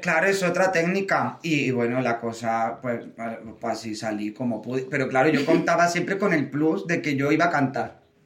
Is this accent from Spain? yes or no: yes; Córdoba, Andalusia, Spain; moved away as an adult; now in Madrid, Spain; yo que soy de Córdoba, de Andalucía